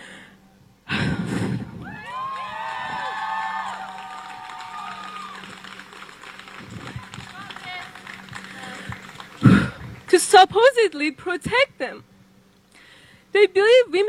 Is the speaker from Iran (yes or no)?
yes; Iran; moved away; my home country, the Islamic Republic of Iran